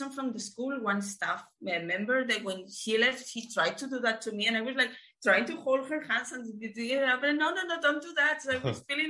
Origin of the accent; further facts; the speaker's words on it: Spain; moved away as an adult; I left my home country, left Spain like 10 years back now.